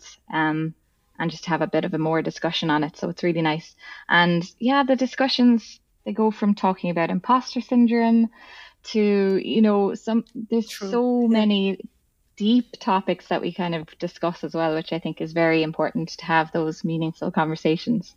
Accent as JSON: {"language": "English", "country": "Ireland", "said": "I'm from Ireland"}